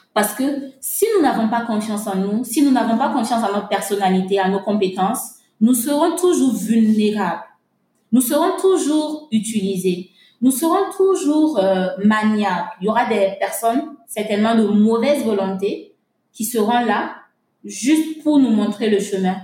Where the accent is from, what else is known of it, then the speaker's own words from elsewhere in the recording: Burkina Faso; chez nous au Burkina Faso